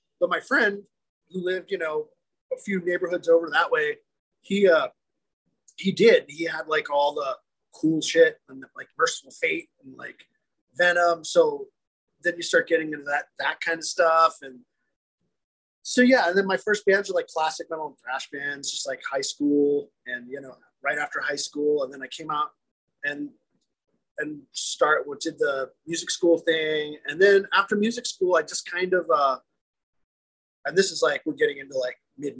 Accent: Louisiana, United States; I'm from Louisiana

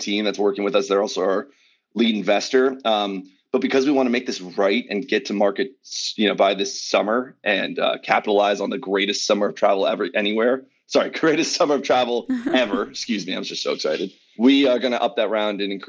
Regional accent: Los Angeles, California, United States; also born or lived in Philadelphia; born and raised in Los Angeles

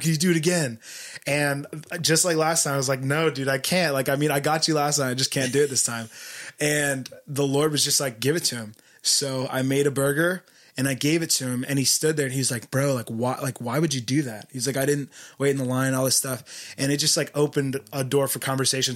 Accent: Philadelphia, Pennsylvania, United States; moved away as an adult; now in Isla Vista, United States; I'm from Philadelphia originally

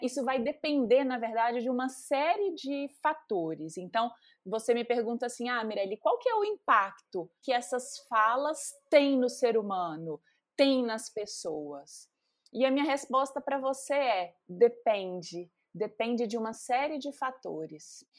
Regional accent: Carangola, Minas Gerais, Brazil; moved away as an adult; now in São Paulo, Brazil; Eu sou mineira, né? Nascida aí em Carangola, Minas, interior de Minas, zona da mata é, saí muito cedo de casa, justamente para poder estudar, mas as minhas raízes são de Minas

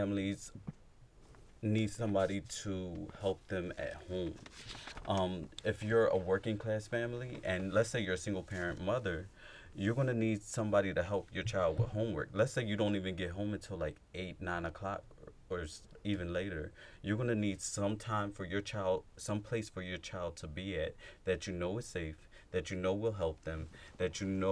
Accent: Philadelphia, Pennsylvania, United States; I come from that background growing up in North Philly, Hunting Park, West Philly, the bottom and all that.

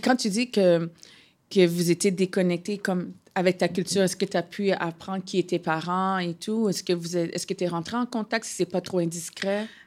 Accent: Ottawa, Ontario, Canada; French is a second language; now in Quebec, Canada; je viens d'Ottawa

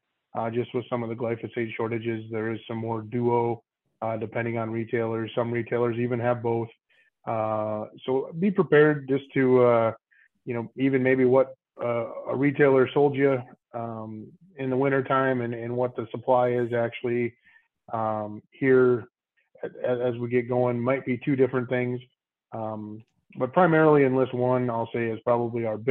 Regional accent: Waterville, Minnesota, United States; born and raised in Waterville, still live here with my family.

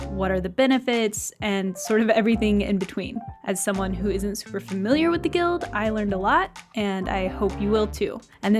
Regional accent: Norman, Oklahoma, United States; born or raised there

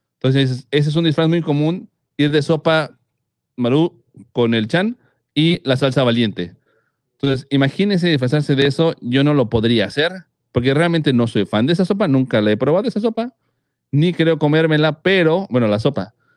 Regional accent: Mexico; los mexicanos, como buenos mexicanos

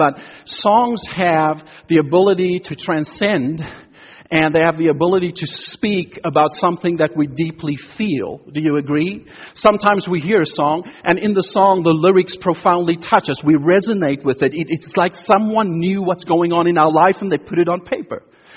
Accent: South Africa; moved away; I grew up in South Africa during apartheid years, in our schools, both in primary and secondary education, we sang songs

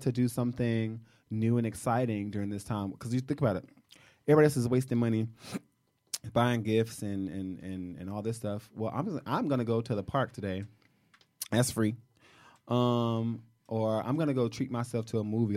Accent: Shreveport, Louisiana, United States; moved away; I'm from Louisiana. I'm from Shreveport.

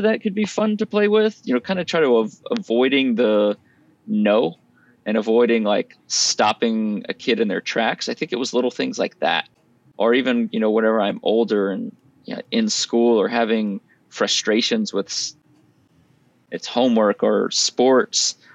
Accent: Lafayette, Louisiana, United States; moved away; I grew up in South Louisiana in Lafayette, and that's where we are now

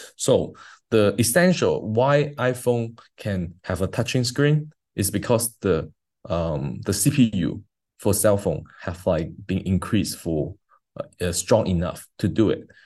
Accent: China; I grew up in China, so like in a high school, as a, as a high school kid in China

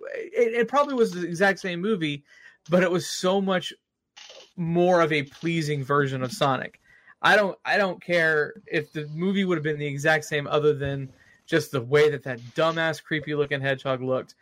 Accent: Austin, Texas, United States; moved away; whenever I go to Austin because I'm from Austin

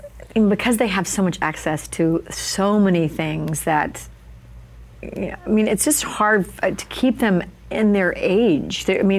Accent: Alabama, United States; accent: Southern; I was going to speech classes to get rid of my Southern accent because I'm from Alabama.

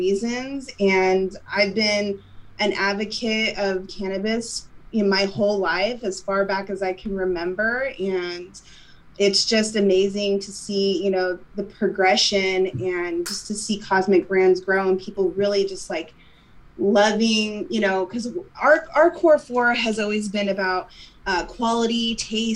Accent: Midwest, United States; I come from the Midwest myself

